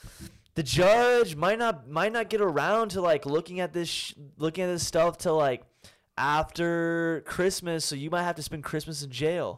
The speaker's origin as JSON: {"language": "English", "region": "Kansas", "country": "United States", "tie": "born or raised there", "said": "Like the news in my hometown. In Kansas"}